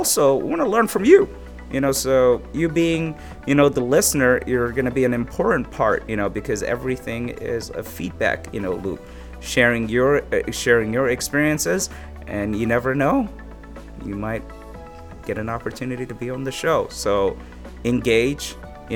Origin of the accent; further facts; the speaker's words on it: Abu Dhabi, United Arab Emirates; moved away as an adult; also born or lived in Somaliland; now in Chicago, United States; I came from Abu Dhabi. That's where I grew up